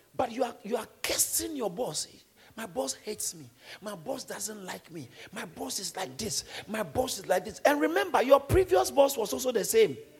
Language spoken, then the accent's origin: English; Ghana; I grew up in Ghana.